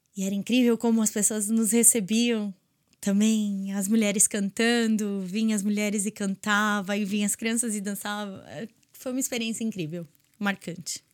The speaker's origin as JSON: {"language": "Portuguese", "region": "São Paulo", "country": "Brazil", "moved": "as an adult", "lives_now": "Dublin, Ireland", "said": "eu sou de São Paulo"}